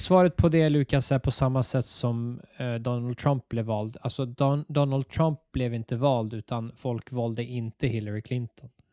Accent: Stockholm, Stockholm County, Sweden; Som stockholmare

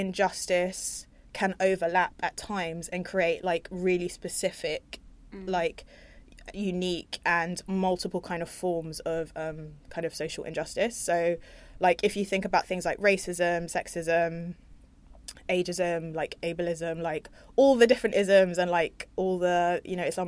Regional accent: London, United Kingdom; I'm from North London

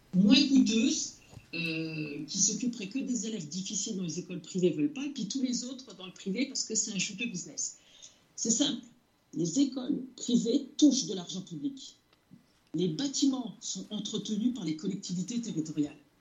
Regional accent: France; je suis d'origine algérienne, j'y suis allée plusieurs fois, mais je suis née en France, j'ai grandi en France

